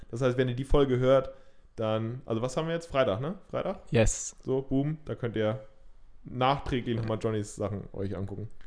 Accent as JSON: {"language": "German", "country": "India", "said": "Als {S1} Inder muss ich das, glaube ich, auch sagen."}